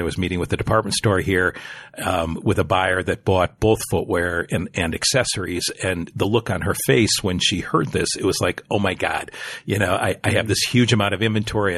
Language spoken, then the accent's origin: English; Green Bay, Wisconsin, United States; I grew up in Green Bay, Wisconsin